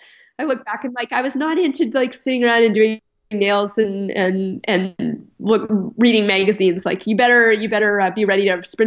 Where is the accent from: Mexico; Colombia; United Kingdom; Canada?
Canada; I'm Canadian and I train in kilometers.